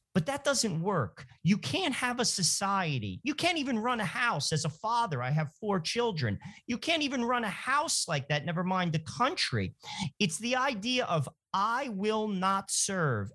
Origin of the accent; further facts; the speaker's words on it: New Jersey, United States; Joe and I grew up in New Jersey